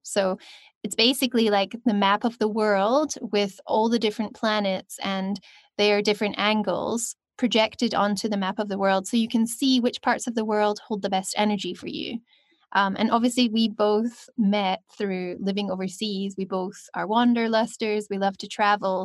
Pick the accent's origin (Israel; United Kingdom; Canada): United Kingdom; Scotland; also born or lived in China; now in Cape Town, South Africa; I'm from Scotland, but currently living on my Venus line in Cape Town.